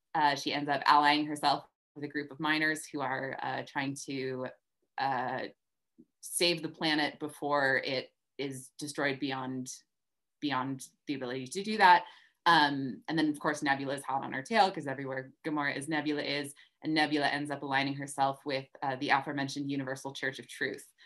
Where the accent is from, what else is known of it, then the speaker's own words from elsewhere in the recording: the American West, United States; I grew up in the West